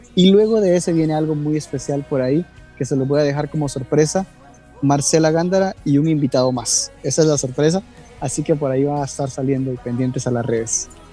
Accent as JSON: {"language": "Spanish", "country": "Guatemala", "moved": "yes", "lives_now": "New York, United States", "said": "yo vivo en Nueva York, soy guatemalteco, vivo en Nueva York, pero ahora precisamente estoy en Guatemala"}